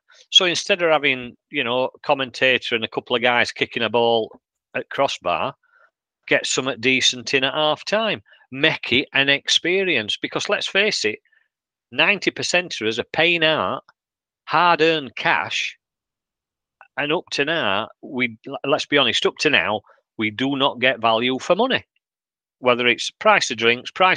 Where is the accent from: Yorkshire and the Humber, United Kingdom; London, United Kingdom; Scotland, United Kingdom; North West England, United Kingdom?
Yorkshire and the Humber, United Kingdom; we take quite a bit of getting going.